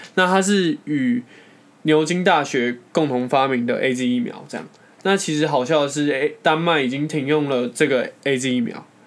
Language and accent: Chinese; Taiwan; 我们台湾人民